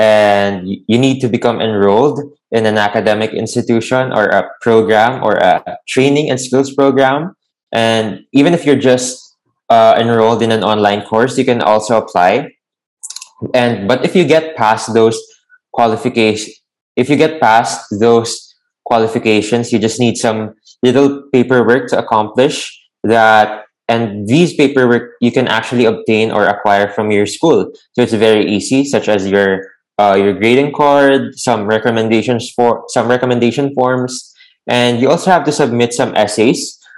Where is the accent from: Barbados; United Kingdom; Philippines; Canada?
Philippines; Lucena, Calabarzon; Oh, I'm actually from Quezon Province.